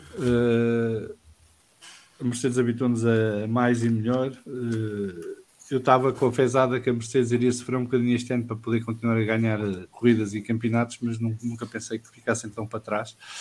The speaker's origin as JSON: {"language": "Portuguese", "country": "Portugal", "said": "como português"}